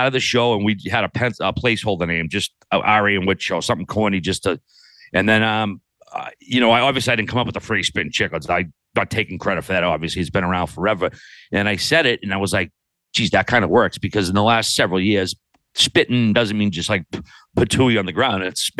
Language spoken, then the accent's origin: English; Newfoundland and Labrador, Canada; I mean, you know, you're proud as a Newfoundlander. The local kid won it.